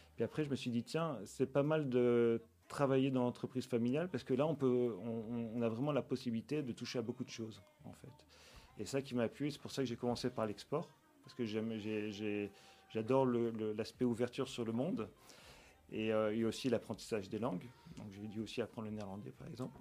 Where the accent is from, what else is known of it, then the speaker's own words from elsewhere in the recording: Nice, Provence-Alpes-Côte d'Azur, France; moved away as an adult; also born or lived in Villefranche-sur-Mer / Paris; now in Belgium; Je, suis né, j'ai grandi à Nice